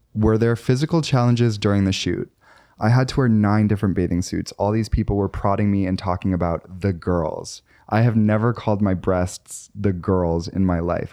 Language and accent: English; Chicago suburbs, Illinois, United States; now in New York City, United States; I say I'm from Chicago when really I'm, like, from the burbs